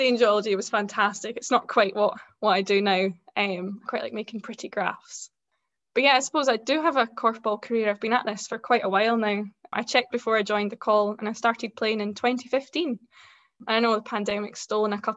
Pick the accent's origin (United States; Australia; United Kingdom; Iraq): United Kingdom; Scotland; And I'm from Scotland. I'm living in Edinburgh just now. I grew up fairly close to here